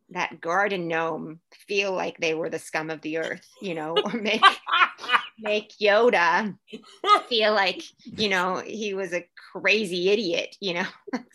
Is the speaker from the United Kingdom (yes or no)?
no; Puerto Rico; born there; Where were you born? And I was like, I was born in Puerto Rico. Well, no. What did your family speak Spanish? I was like, yeah. Do you speak Spanish? Yes, I speak Spanish.